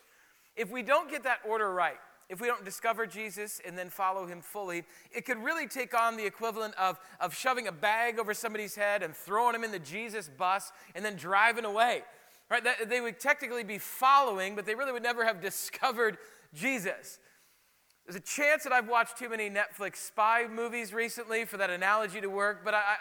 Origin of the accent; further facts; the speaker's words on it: South Dakota, United States; moved away; when I grew up in South Dakota